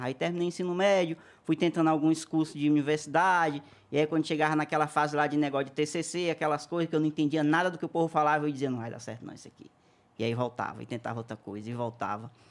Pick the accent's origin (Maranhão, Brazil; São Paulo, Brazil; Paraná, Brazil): Maranhão, Brazil; interior of; moved away; nasci lá no interiorzinho do Maranhão